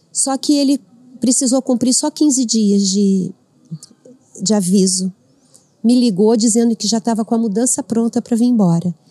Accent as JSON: {"language": "Portuguese", "town": "Avaré", "region": "São Paulo", "country": "Brazil", "said": "eu moro no interior, eu sou de Avaré."}